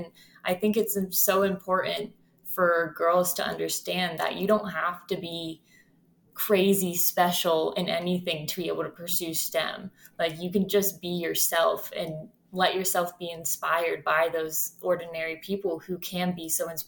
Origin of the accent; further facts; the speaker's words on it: Ohio, United States; Growing up in Ohio, we get a lot of snow in the winter, so that's kind of what I've grown up with.